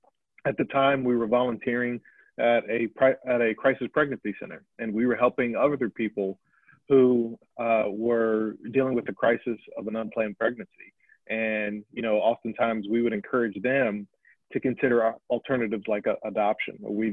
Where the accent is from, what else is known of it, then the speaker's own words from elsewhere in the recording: Chesapeake, Virginia, United States; I'm born and raised in the Virginia Beach, Virginia area. For those who know the area, Chesapeake to be specifically, and born and raised by two wonderful parents.